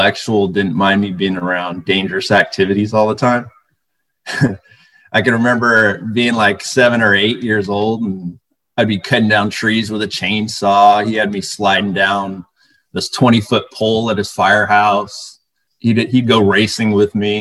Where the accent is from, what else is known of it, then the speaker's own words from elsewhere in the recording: Bay Area, California, United States; I was born in the Bay Area. I grew up in a middle-class household